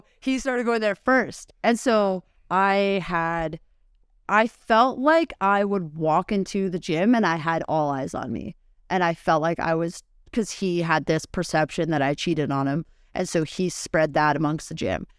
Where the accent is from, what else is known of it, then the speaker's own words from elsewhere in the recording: Nelson, British Columbia, Canada; moved away as an adult; So I was living in B C, and so I grew up actually in Nelson, B C. I moved here, uh, February twenty twenty.